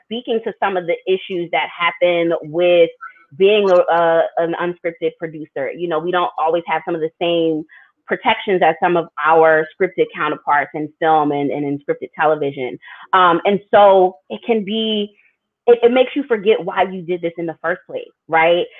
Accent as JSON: {"language": "English", "region": "Delaware", "country": "United States", "tie": "born or raised there", "also_born_or_lived": "New York City / Philadelphia", "moved": "as an adult", "said": "my hometown of Delaware"}